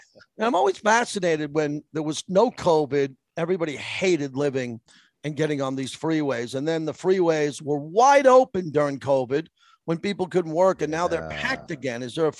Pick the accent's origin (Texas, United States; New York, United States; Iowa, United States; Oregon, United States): New York, United States; moved away; I grew up in New York, where we had the 495, which was the Long Island Expressway